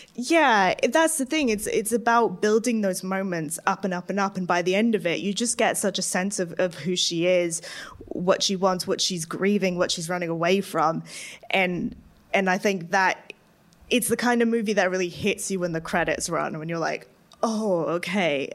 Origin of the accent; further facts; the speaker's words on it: Arizona, United States; I grew up in Arizona